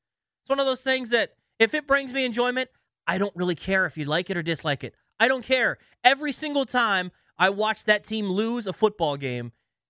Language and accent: English; Washington, District of Columbia, United States; also born or lived in Wisconsin; I came from Wisconsin. I'm from this area, but I worked in Wisconsin before I came back here to 106.7 The Fan.